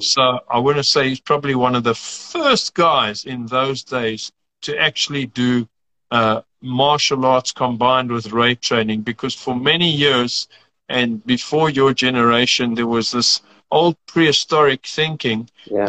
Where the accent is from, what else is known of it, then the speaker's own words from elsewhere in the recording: South Africa; also born or lived in United Kingdom / Rome, Italy; She and I were both born in South Africa